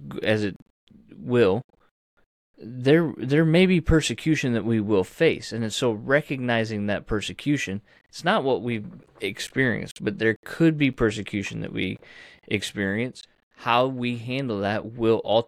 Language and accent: English; United States; As Americans, and as American Christians